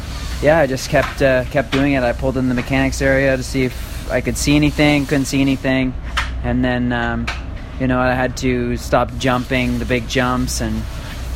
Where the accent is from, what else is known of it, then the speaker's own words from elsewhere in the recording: East Coast, United States; I'm from the East Coast